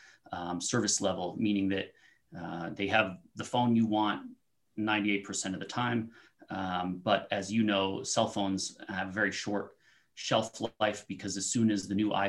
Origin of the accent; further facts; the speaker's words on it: Aurora, Colorado, United States; also born or lived in Honolulu; I was actually born in Aurora. So I'm from the Denver metro area and lived here all my life, except for a brief stint in Honolulu.